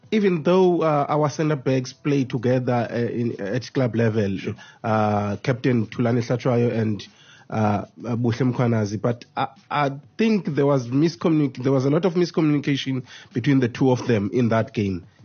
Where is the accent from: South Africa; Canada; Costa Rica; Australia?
South Africa; because I'm a South African